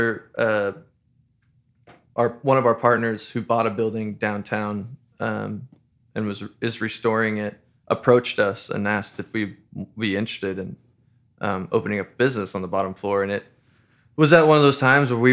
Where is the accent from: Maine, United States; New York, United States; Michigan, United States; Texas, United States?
Texas, United States; New Braunfels; I grew up in New Braunfels